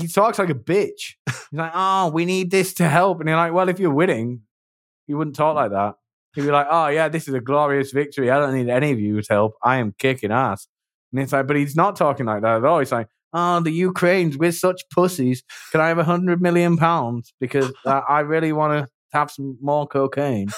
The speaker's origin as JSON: {"language": "English", "region": "England", "country": "United Kingdom", "accent": "British", "said": "I'm English"}